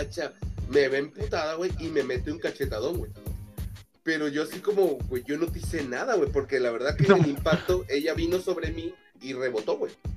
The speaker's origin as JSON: {"language": "Spanish", "country": "Mexico", "said": "la gente habla así en México, güey. O sea, esta es nuestra forma de hablar"}